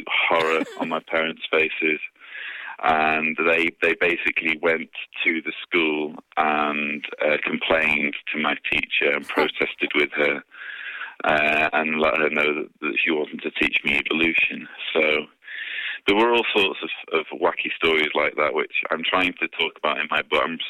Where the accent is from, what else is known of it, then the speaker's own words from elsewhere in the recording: near Manchester, North West England, United Kingdom; I was raised in the UK, in northern England, not far from Manchester.